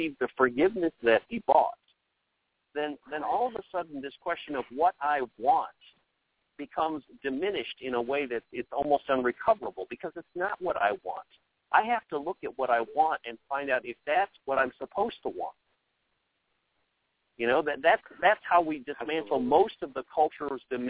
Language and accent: English; United States; every one of us are Americans